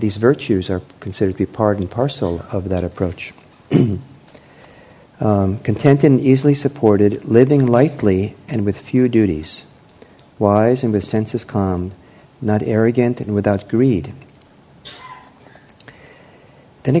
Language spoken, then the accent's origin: English; Los Angeles, California, United States; I was growing up in Los Angeles in the late 1960s